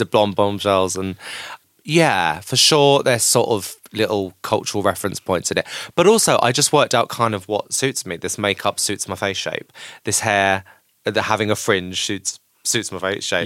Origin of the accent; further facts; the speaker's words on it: Canterbury, South East England, United Kingdom; I grew up in Canterbury in Kent, which is really lovely but really boring.